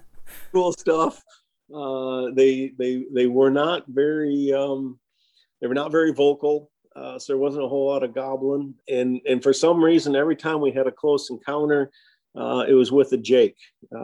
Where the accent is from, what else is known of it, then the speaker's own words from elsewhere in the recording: Michigan, United States; I was born and raised up in Michigan, and I can't remember an opening day of pheasant season or deer season when I wasn't with dad and grandpa.